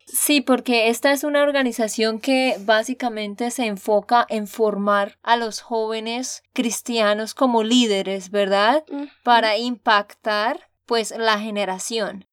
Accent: Santander, Colombia; de Santander, Colombia

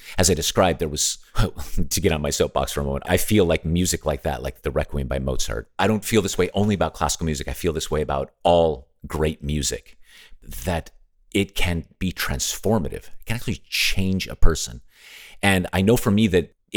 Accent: Las Vegas, Nevada, United States; I grew up in Nevada, where Las Vegas is.

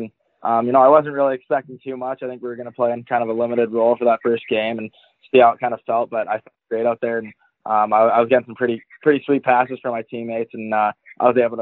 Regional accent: Vancouver, British Columbia, Canada; now in Kelowna, Canada; I grew up in Vancouver, British Columbia

